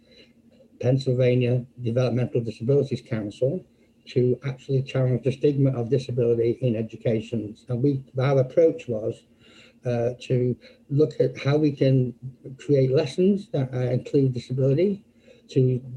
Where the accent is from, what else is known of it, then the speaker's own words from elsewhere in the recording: Manchester, North West England, United Kingdom; moved away as an adult; also born or lived in Birmingham; now in Philadelphia, United States; I'm not from America. I'm actually from England, from Manchester, England.